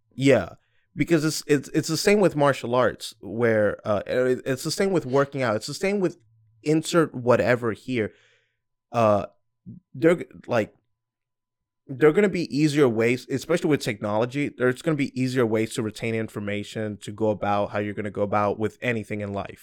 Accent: Georgia, United States; also born or lived in New York; I was born in New York and moved to Georgia. I didn't get a say, I was just a kid.

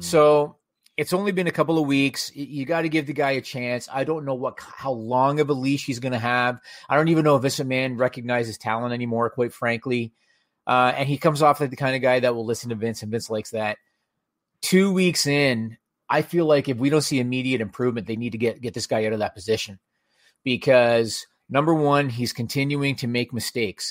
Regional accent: Canada; as a Canadian viewer

